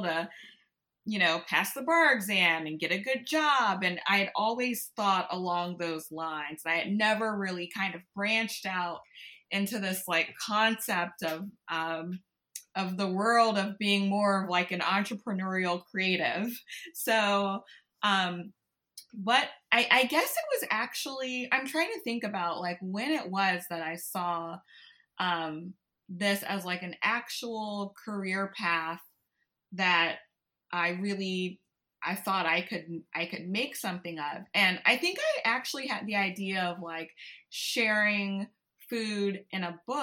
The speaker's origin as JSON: {"language": "English", "town": "Baton Rouge", "region": "Louisiana", "country": "United States", "tie": "born or raised there", "said": "I grew up in Baton Rouge, Louisiana, born and raised."}